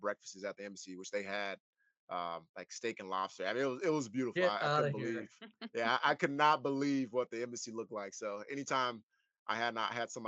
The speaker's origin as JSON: {"language": "English", "town": "Ruston", "region": "Louisiana", "country": "United States", "tie": "born or raised there", "moved": "yes", "said": "I grew up in Ruston, Louisiana"}